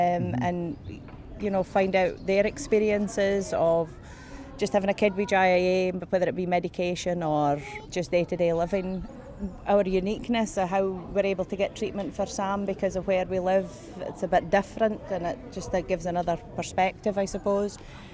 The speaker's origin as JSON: {"language": "English", "area": "Yell, Shetland Islands", "region": "Scotland", "country": "United Kingdom", "said": "We're from the Shetland Islands. As far north as you can possibly go in Scotland. We're the second most northerly island in Britain, an island called Yell."}